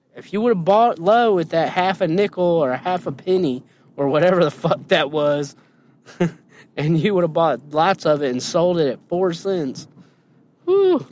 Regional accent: Indiana, United States; moved away; also born or lived in Illinois; I grew up in Indiana, and I never had Popeye's chicken till I moved to Illinois.

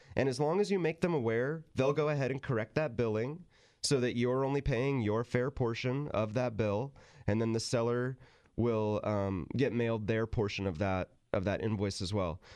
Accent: Sacramento, California, United States; moved away as an adult; also born or lived in San Luis Obispo County; Tim, who I grew up with in Sacramento

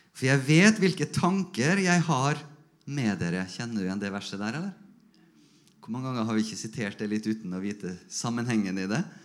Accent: Norway

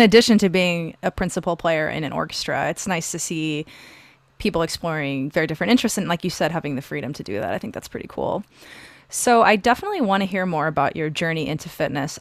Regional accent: Omaha, Nebraska, United States; I'm from Omaha.

